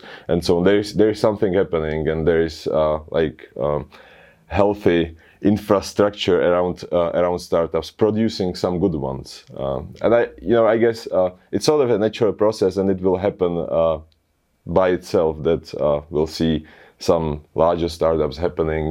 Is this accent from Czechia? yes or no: yes; Czechia; We're from the Czech Republic